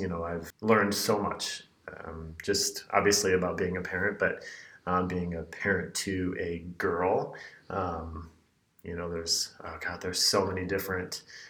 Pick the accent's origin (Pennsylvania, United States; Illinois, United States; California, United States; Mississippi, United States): Illinois, United States; near Joliet; Oh, I'm from a town that's called Shanahan. So I always just say by Joliet. That's a location that people are familiar with. So it's about 15 minutes south of Joliet.